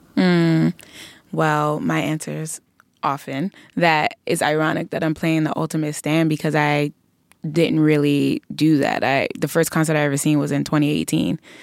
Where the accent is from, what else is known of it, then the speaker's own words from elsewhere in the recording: New York City, New York, United States; we're always so excited to be from Brooklyn